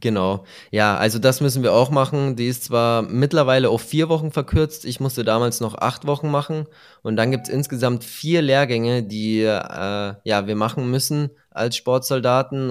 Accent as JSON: {"language": "German", "country": "Germany", "said": "Bei uns in Deutschland"}